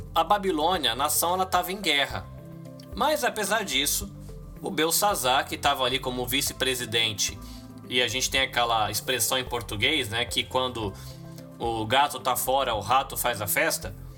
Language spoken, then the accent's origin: Portuguese; Brazil; A gente como brasileiro